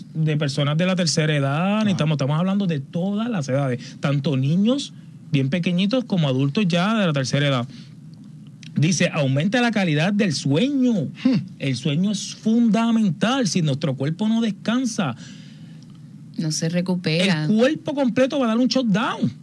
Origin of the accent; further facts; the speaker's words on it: Aguas Buenas, Puerto Rico; en mi pueblo, en Aguas Buenas